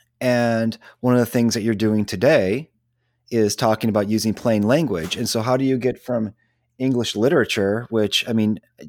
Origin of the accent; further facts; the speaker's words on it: Grosse Pointe Park, Michigan, United States; I grew up in Michigan, okay. Just outside Detroit